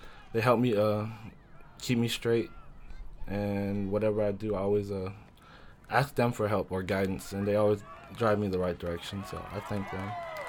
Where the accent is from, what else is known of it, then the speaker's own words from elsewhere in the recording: Frankfurt, Hesse, Germany; born there; also born or lived in Washington; So I was born in Frankfurt, Germany. And then after that, I think we moved to Washington.